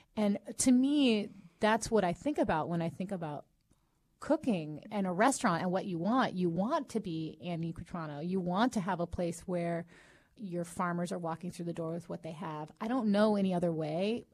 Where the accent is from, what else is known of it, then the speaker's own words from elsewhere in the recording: Long Beach, California, United States; born and raised in Long Beach.